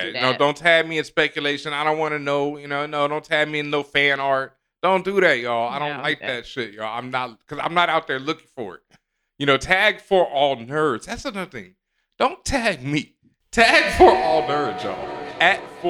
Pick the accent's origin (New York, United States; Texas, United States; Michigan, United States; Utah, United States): Texas, United States; Houston; also born or lived in Cheyenne, Wyoming; I was born in Cheyenne, Wyoming. My parents were in Cheyenne, Wyoming before we moved to Houston